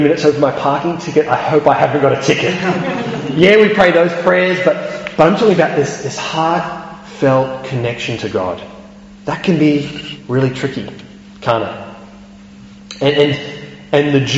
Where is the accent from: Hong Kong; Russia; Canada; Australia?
Australia; moved away; I can remember back in Australia watching the football